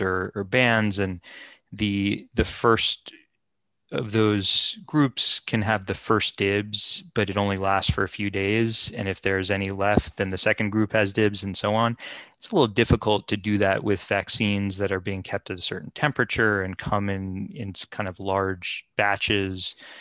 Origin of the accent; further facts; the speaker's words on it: United States; as an American